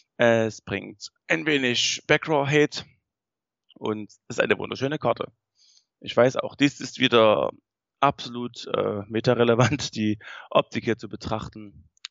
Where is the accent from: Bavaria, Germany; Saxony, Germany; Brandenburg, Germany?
Saxony, Germany; wir kommen aus Sachsen